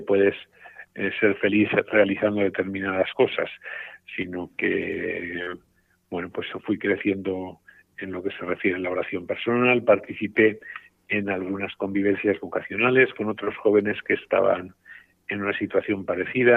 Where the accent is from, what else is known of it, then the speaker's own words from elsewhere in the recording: Sesa, Aragon, Spain; moved away as an adult; also born or lived in Huesca / Rome; now in Teruel, Spain; yo estoy muy, muy agradecido a mi tierra, a mi diócesis, a mi pueblo, a CESA, porque, bueno, pues yo creo que allí recibí lo más importante